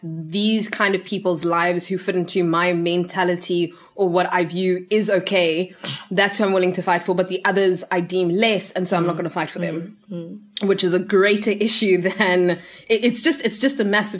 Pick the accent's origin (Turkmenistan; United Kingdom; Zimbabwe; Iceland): Zimbabwe; now in South Africa; I'm also originally from Zimbabwe